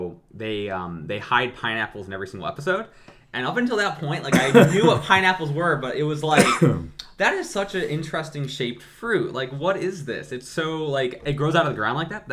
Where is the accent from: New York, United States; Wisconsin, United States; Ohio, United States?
Ohio, United States; Mentor; also born or lived in Fairport Harbor, Ohio; I grew up in Mentor for most of my life